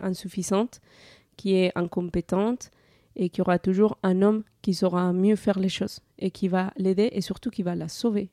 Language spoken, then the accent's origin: French; Colombia; moved away as an adult; now in France; en 2017, j'ai quitté la Colombie pour venir en France.